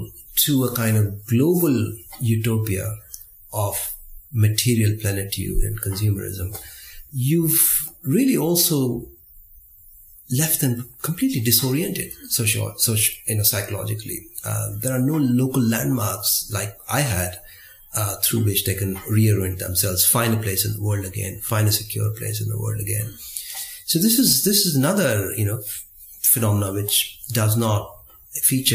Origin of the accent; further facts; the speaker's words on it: India; growing up in India in the 1970s and 80s